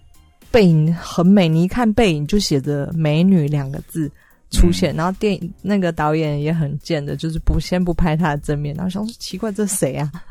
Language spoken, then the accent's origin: Chinese; Taiwan; 对，所以我台湾人看了应该会蛮有感觉的